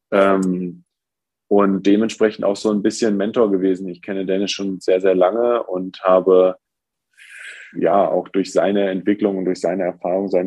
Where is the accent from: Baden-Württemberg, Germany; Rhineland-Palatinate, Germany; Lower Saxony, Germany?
Lower Saxony, Germany; Braunschweig; born there; now in Hamburg, Germany; obwohl Braunschweig meine Geburtsstadt ist. Es ist doch so, dass Hamburg für mich meine Heimat geworden ist